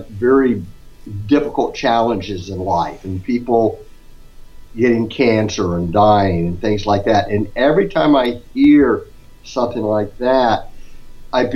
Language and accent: English; Scottsdale, Arizona, United States; now in Houston, United States; I grew up in Scottsdale